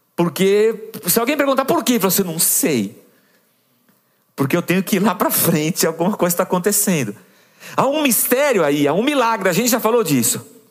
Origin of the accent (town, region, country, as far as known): São Paulo, Brazil